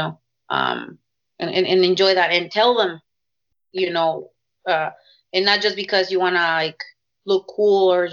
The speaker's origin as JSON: {"language": "English", "town": "Tijuana", "region": "Baja California", "country": "Mexico", "tie": "born or raised there", "also_born_or_lived": "Pacifica, California", "moved": "yes", "said": "I was born and raised in Tijuana."}